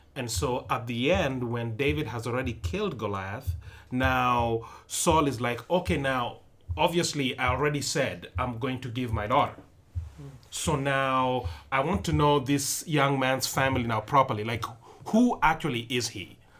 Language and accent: English; Nairobi, Kenya; moved away; also born or lived in western Kenya; I'm not from Nairobi, the capital, though I was born in Nairobi